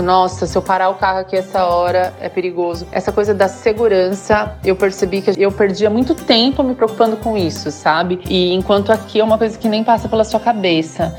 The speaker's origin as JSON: {"language": "Portuguese", "country": "Brazil", "moved": "as an adult", "lives_now": "Dubai, United Arab Emirates", "said": "eu sou do Brasil"}